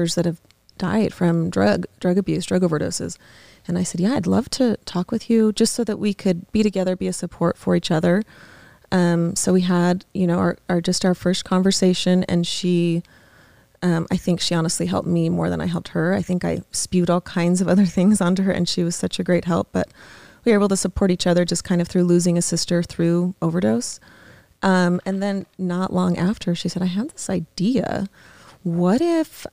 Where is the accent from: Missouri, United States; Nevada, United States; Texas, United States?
Nevada, United States; Las Vegas; we're from Vegas